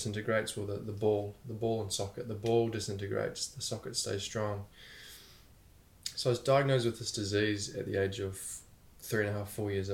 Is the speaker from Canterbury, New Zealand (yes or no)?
yes; Christchurch, Canterbury, New Zealand; I was born in Christchurch, New Zealand, and was with my mum and dad until the age of three